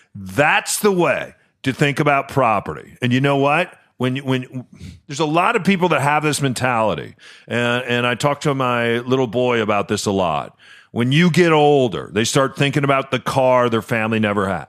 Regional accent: New Mexico, United States; also born or lived in Chicago / Dallas; now in Seattle, United States; growing up in New Mexico

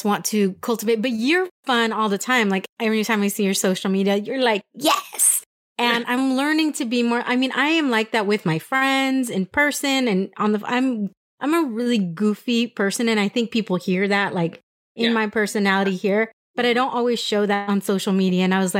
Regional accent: San Diego, California, United States; I'm Mexican. I'm from California. Like, I'm from San Diego and I'm a San Diego girl.

